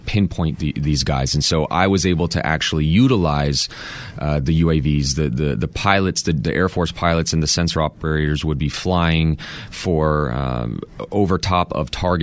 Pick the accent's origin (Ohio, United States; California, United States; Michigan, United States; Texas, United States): Texas, United States; I grew up in Texas